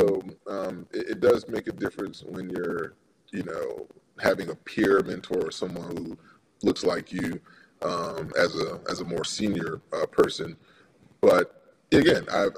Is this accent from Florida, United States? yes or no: yes; Miami, Florida, United States; also born or lived in New Jersey; I grew up in Miami. I spent all my formative years there, elementary school and high school